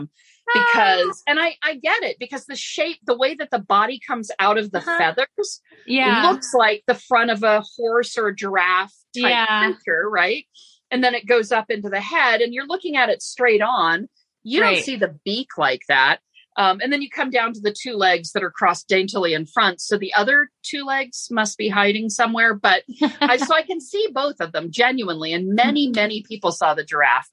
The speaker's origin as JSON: {"language": "English", "region": "Florida", "country": "United States", "tie": "born or raised there", "said": "I grew up in Florida"}